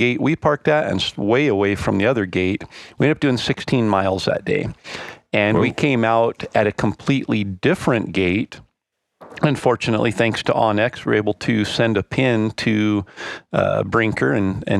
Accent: Idaho, United States; we're from Idaho

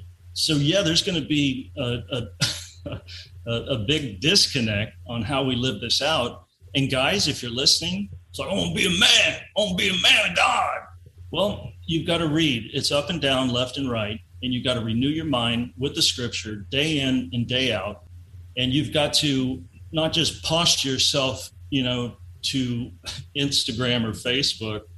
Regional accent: Lubbock, Texas, United States; moved away as an adult; also born or lived in Miami; So I was born and raised in Lubbock, Texas, and I moved to Miami in 1996

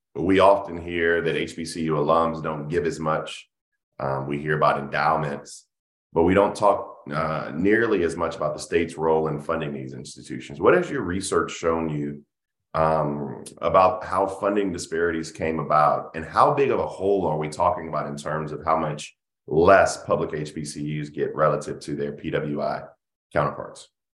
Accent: South Carolina, United States; We're both from South Carolina.

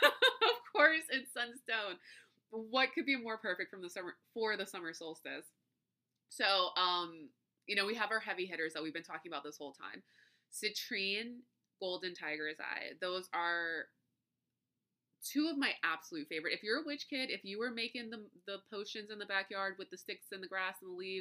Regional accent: Louisiana, United States; I'm from Louisiana

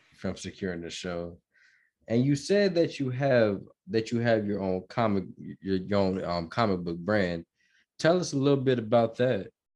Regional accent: Georgia, United States; moved away as an adult; also born or lived in Minnesota / Chicago; now in Denton County, United States; I'm from Minnesota, Minnesota, Minnesota, and I was born, and I was, uh, raised in Georgia

